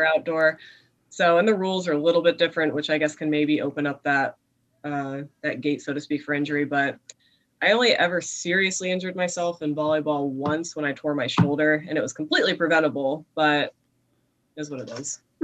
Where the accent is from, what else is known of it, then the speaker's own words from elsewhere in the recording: Mountaintop, Pennsylvania, United States; moved away as an adult; now in Harrisburg, United States; tiny little town called Mountaintop where I grew up